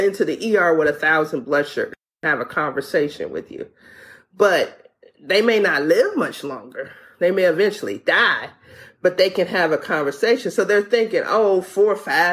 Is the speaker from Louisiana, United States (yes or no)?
yes; Louisiana, United States; moved away; I'm from Louisiana